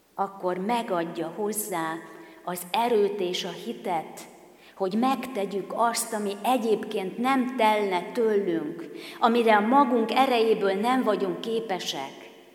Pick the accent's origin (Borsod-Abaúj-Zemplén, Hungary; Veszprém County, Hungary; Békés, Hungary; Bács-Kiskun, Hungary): Bács-Kiskun, Hungary; Kecskemét; akik kecskemétiek vagyunk